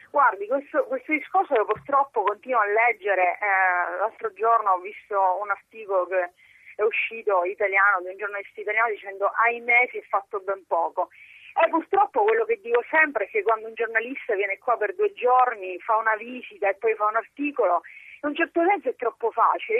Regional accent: Calabria, Italy; per la mia terra, per la Calabria

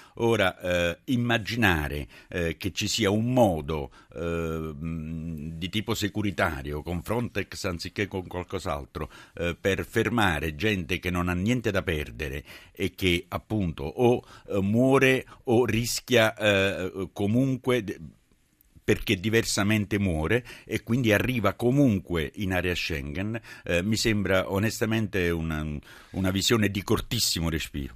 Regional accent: Naples, Campania, Italy; da napoletano

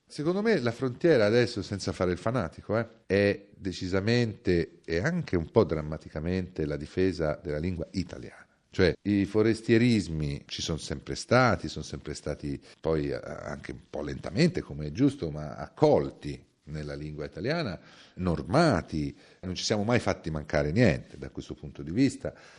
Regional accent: Tuscany, Italy; essere nato e cresciuto in Toscana

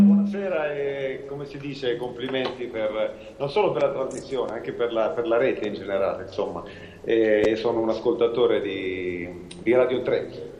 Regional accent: Cortona, Tuscany, Italy; sono nato nella stessa città dove è nato Severini

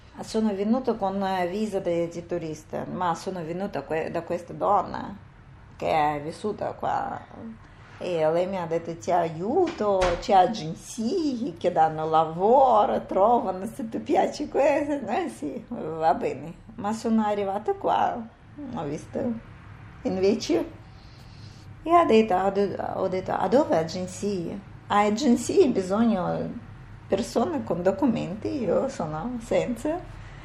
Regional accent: Uzbekistan; Italian is a second language; moved away as an adult; also born or lived in United States; now in Italy; sono da Uzbekistan

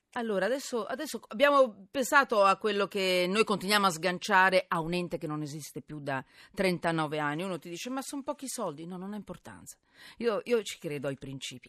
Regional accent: Milan, Lombardy, Italy; sono milanese

